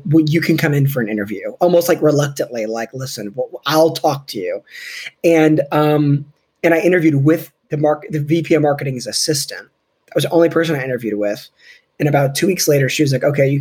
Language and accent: English; Tampa, Florida, United States; also born or lived in Indiana; I was born in Indiana, but I mean, really, I've been here since like 1991. So I grew up here. Like, I'm not from here originally, but I grew up here in the Tampa Bay area.